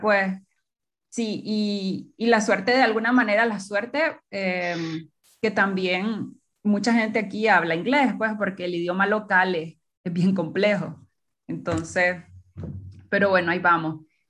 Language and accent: Spanish; Nicaragua; moved away; quiero volver a Nicaragua porque mi sueño y mi, mi idea están allá también